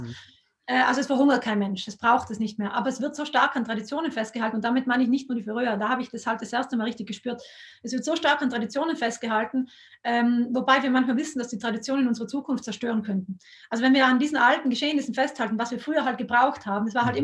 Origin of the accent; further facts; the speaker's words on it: South Tyrol, Trentino-Alto Adige, Italy; in Südtirol sind wir so stolz auf den Südtiroler Speck